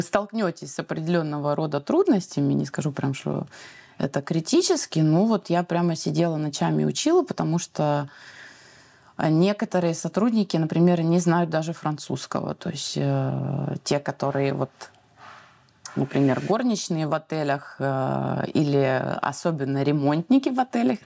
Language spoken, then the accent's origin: Russian; Saint Petersburg, Russia; moved away as an adult; now in Tunisia; Я из города Санкт-Петербург